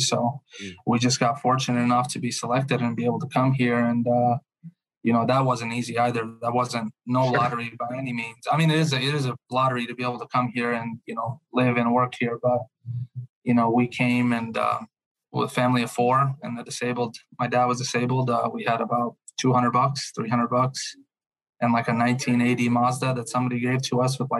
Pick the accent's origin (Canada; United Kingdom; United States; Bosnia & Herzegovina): Bosnia & Herzegovina; Fojnica, Federation of Bosnia and Herzegovina; born there; English is a second language; moved away; So I was born in December of 1993. And I was born in a small town called Fojnica.